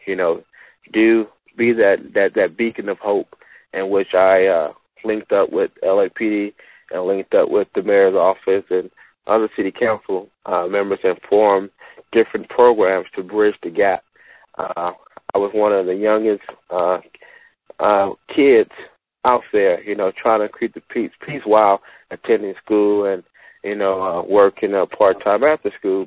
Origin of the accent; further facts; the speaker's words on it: Los Angeles, California, United States; growing up in Watts